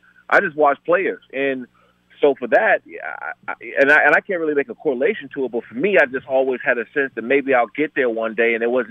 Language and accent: English; Maryland, United States; I grew up in PG County, in Maryland.